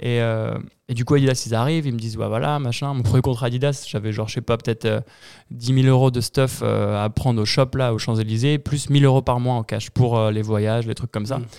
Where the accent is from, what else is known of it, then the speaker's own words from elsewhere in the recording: Épinay-sur-Orge, Île-de-France, France; dans ma ville, euh, il y n'y avait pas de skatepark. Je viens d'Épinay-sur-Orge, à 20 minutes au sud de Paris.